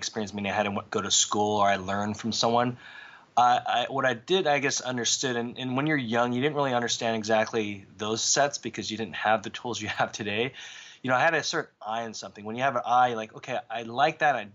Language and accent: English; Southern California, United States; when I grew up in Southern California, my whole culture was based upon skateboarding